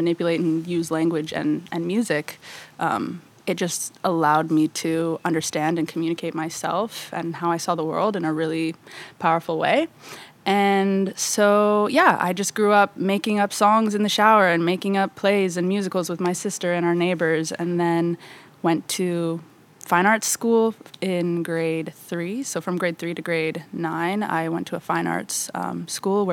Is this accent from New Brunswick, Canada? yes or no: no; Vancouver, British Columbia, Canada; I am from Vancouver, Canada. I was born there in 1994.